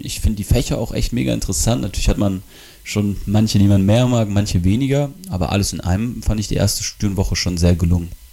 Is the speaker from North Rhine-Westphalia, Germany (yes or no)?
yes; Bonn, North Rhine-Westphalia, Germany; moved away as an adult; now in Wilhelmshaven, Germany; 19 Jahre alt und ich komme aus Bonn.